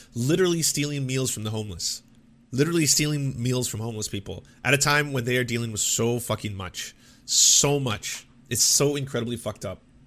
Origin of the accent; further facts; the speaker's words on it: Canada; I grew up in the Canadian, uh, public education system